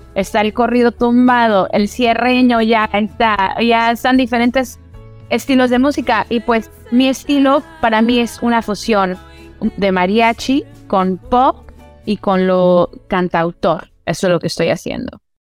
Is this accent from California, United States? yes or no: yes; Orange County, California, United States; also born or lived in Los Angeles, California; crecí en los Estados Unidos, aquí en California. Eh, ahorita estoy desde Los Ángeles haciendo esta entrevista, pero yo crecí en Orange County